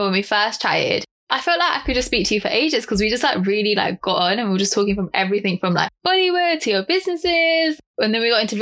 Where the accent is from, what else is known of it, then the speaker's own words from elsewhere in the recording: United Kingdom; I'm from the UK.